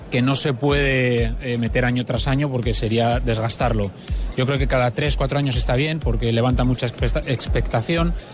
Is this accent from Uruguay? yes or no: no; Colombia; he ganado para todos los colombianos, tíos, a quienes os quiero brindaros ese triunfo tan lindo y me siento más colombiano que nunca.